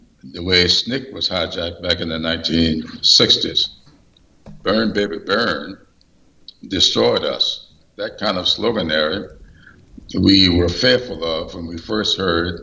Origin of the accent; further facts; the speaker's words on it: Sumter, South Carolina, United States; my hometown of Sumter